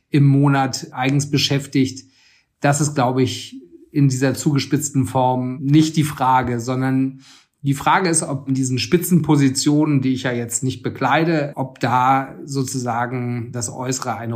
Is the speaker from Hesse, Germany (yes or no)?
yes; Frankfurt, Hesse, Germany; born or raised there